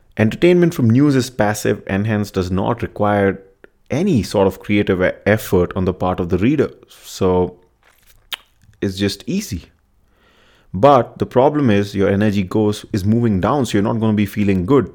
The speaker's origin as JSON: {"language": "English", "country": "India", "said": "I'm from India"}